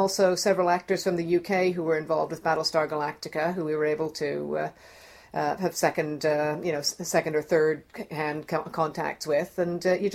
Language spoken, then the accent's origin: English; Toronto, Ontario, Canada; moved away; I'm Canadian. I'm from Toronto